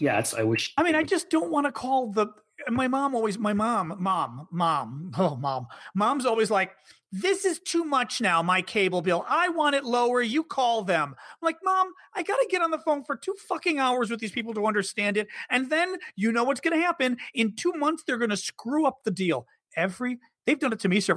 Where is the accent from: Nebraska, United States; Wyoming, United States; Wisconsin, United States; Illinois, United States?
Illinois, United States; Chicago; now in Washington, D.C., United States; I'm Chicagoan too